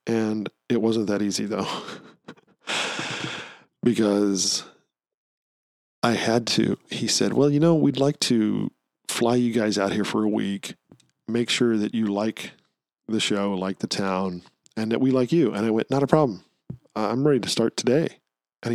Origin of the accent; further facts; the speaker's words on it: Missouri, United States; moved away; In the spring of 1994, I was working for the production company in St. Louis, Missouri, which is, you know, I'm from the Missouri.